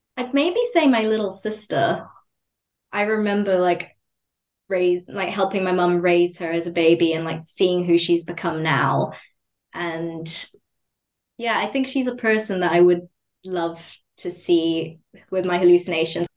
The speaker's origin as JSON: {"language": "English", "country": "Zimbabwe", "tie": "born or raised there", "said": "growing up in Zimbabwe, everything is very academically focused"}